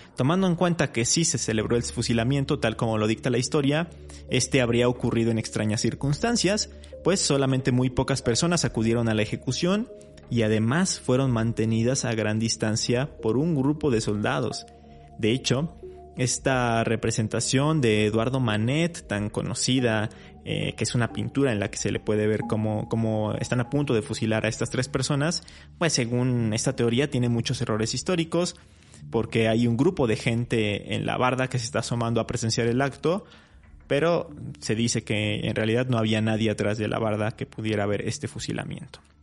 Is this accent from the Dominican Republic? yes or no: no; Mexico; nuestro país